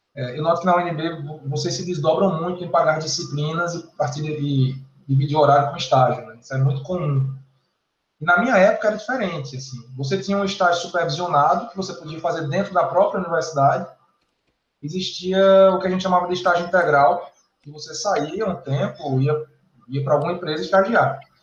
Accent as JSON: {"language": "Portuguese", "town": "Campina Grande", "region": "Paraíba", "country": "Brazil", "also_born_or_lived": "Brasília", "moved": "as an adult", "lives_now": "João Pessoa, Brazil", "said": "na universidade lá na minha cidade, Campina Grande, na, na Paraíba"}